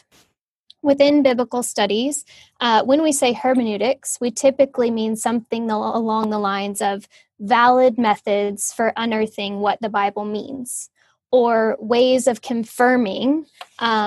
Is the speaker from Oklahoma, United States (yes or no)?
yes; Oklahoma, United States; moved away as an adult; also born or lived in Cambridge / Los Angeles; now in West Palm Beach, United States; I grew up in Oklahoma